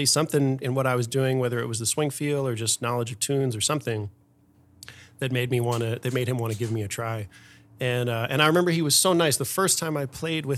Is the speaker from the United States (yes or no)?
yes; Philadelphia, Pennsylvania, United States; now in Las Vegas, United States; So I grew up in Philadelphia, and I studied classical music as a kid.